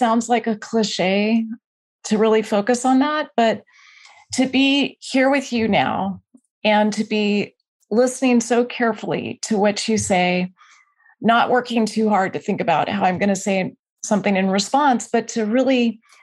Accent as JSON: {"language": "English", "region": "Alaska", "country": "United States", "moved": "yes", "lives_now": "Bay Area, United States", "said": "I'm from Alaska"}